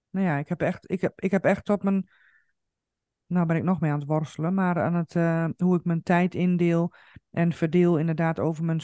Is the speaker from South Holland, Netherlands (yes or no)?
no; Coevorden, Drenthe, Netherlands; now in Zaandam, Netherlands; ik ben vanuit Koevoorden dus naar Zaandam gegaan. Maar natuurlijk ehm, heb ik ook eh, eh, familie en, ehm, en, en, vrienden in Koevorden.